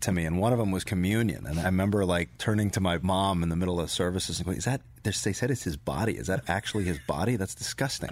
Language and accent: English; Kent, Connecticut, United States; I was born in Kent, Connecticut